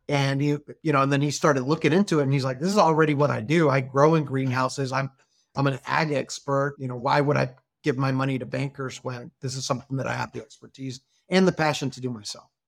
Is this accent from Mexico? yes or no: yes; Hermosillo, Sonora, Mexico; moved away as an adult; Grew up with me in Hermosillo since we're kindergarten.